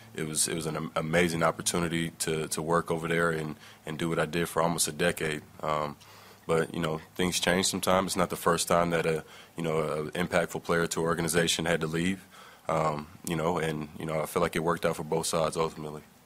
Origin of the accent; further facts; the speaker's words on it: East Palo Alto, California, United States; I grew up in East Palo Alto